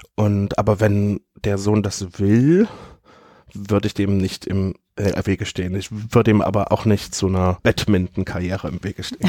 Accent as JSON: {"language": "German", "town": "Leipzig", "region": "Saxony", "country": "Germany", "tie": "born or raised there", "said": "Ich bin 1987 in Leipzig geboren und ich bin bildender Künstler"}